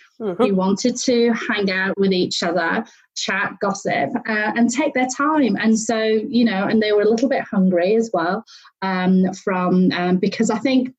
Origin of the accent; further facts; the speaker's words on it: United Kingdom; being a Brit, I love my tea, being Chinese, I love my tea